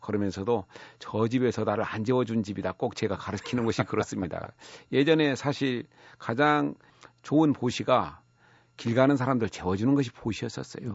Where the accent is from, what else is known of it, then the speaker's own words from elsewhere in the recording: near the source of the Seomjin River, North Jeolla, South Korea; 제가 섬진강 유역 예, 발원지 근처에서 나고 자랐었거든요.